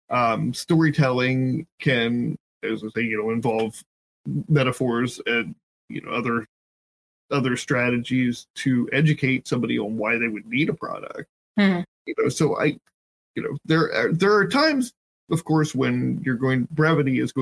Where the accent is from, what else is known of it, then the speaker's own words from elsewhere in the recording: Southern Ohio, United States; I grew up in Southern Ohio.